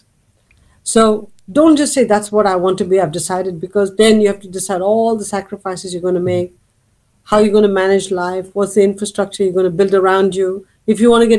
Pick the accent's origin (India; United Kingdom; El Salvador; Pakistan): India; Chennai, Tamil Nadu; moved away as an adult; now in United States; growing up in Madras